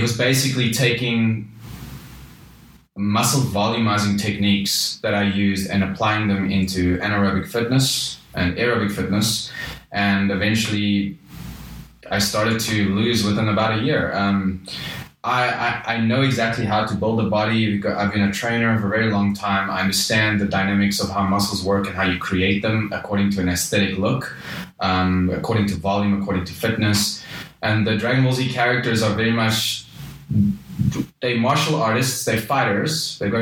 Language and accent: English; South Africa; I am South African